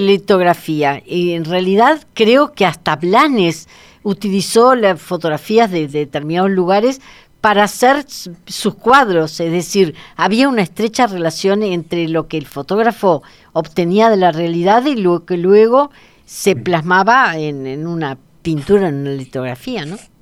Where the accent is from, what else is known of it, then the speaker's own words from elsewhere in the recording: Uruguay; como uruguaya